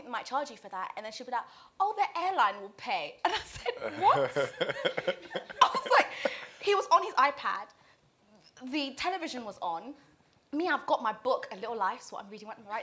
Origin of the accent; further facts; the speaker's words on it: Zanzibar, Tanzania; English is a second language; now in England, United Kingdom; Everywhere else, I'm Zanzibari